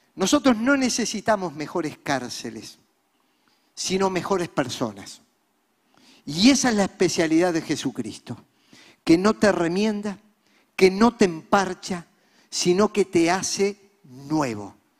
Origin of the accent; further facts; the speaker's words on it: Montevideo, Uruguay; Nosotros somos uruguayos, nacidos aquí. Yo nací en La Teja, el popular barrio montevideano